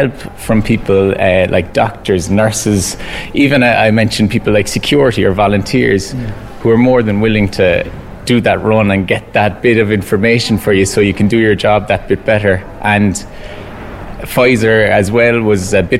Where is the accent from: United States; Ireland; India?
Ireland; Cork, Munster; my hometown Cork